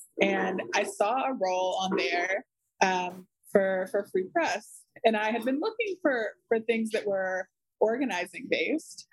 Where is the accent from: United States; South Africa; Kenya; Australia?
United States; North Carolina; led me back to North Carolina, which is my home state.